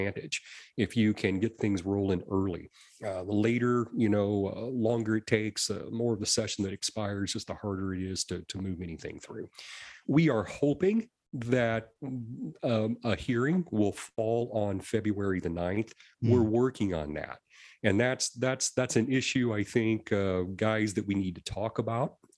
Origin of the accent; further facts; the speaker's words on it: Springfield, Missouri, United States; I was born and raised around the Springfield, Missouri area. Been here all my life